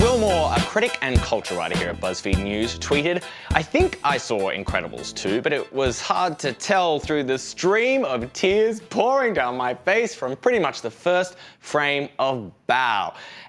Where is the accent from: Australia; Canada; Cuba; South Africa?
Australia; now in United States; I'm an immigrant in that I'm an Australian in America.